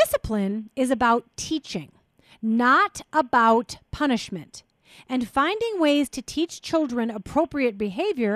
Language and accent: English; Minnesota, United States; I grew up in Minnesota